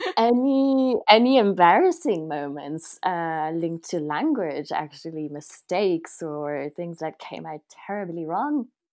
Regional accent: Paris, Île-de-France, France; now in Ireland; I, I came from Paris

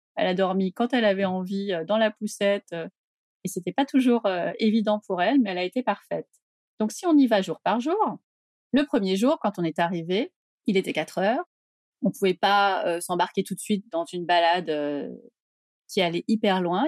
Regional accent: Paris, Île-de-France, France; en tant que Parisien

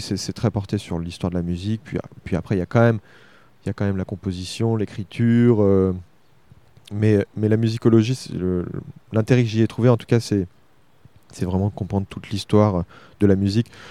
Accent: Argenton-sur-Creuse, Centre-Val de Loire, France; also born or lived in Nanterre / Tours / Bordeaux / Paris; Je suis pas né à Argenton, je suis né à Nanterre, mais j'ai vraiment grandi. J'ai fait euh, mon école maternelle, euh, mon école élémentaire, mon collège, mon lycée

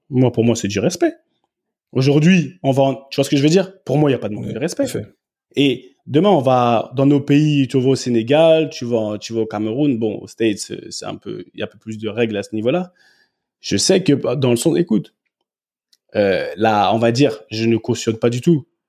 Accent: France; moved away as an adult; also born or lived in England; je suis français. Et chez nous, grandi comme j'ai grandi, il y a des manières de parler

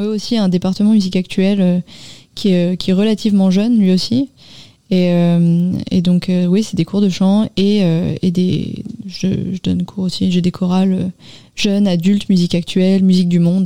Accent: Paris, Île-de-France, France; now in Nanterre, France; J'ai grandi à Paris

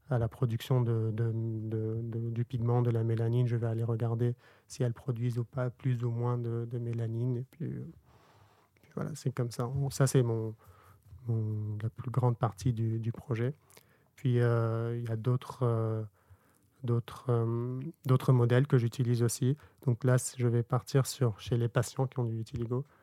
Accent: Bordeaux, Nouvelle-Aquitaine, France; on est bordelais, quoi.

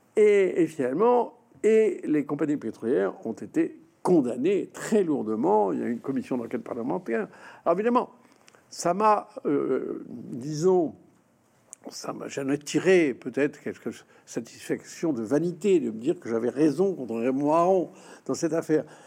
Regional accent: France; la France nous a imprégnés

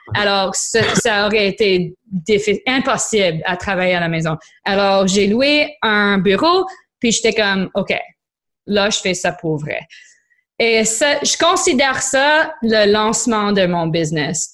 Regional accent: Niagara, Ontario, Canada; French is a second language; also born or lived in Quebec; now in Ontario, Canada; je suis grandie en Niagara

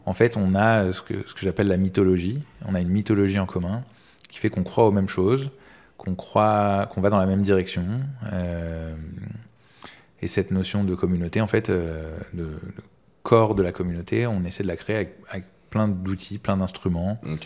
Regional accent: Paris, Île-de-France, France; j'ai grandi à Paris

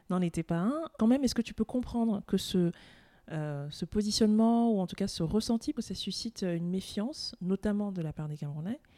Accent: France; je suis française et je suis camerounaise.

